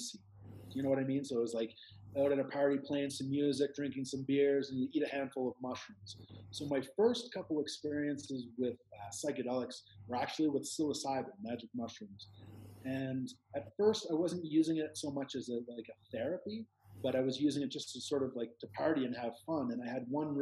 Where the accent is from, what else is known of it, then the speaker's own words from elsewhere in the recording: Canada; moved away as an adult; now in Peru; I'm Canadian